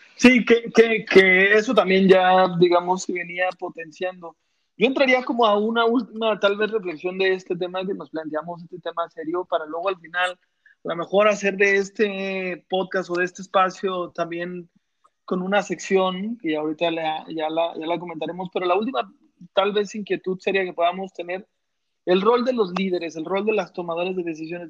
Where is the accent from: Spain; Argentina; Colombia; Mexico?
Mexico; somos tres mexicanos, pero en realidad están ante dos pochos